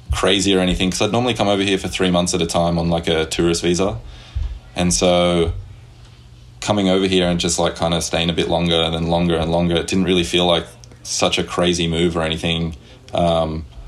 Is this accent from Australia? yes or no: yes; Sydney, New South Wales, Australia; now in United States; I grew up in a town called Hoxton Park, which is in the western suburbs of Sydney, Australia.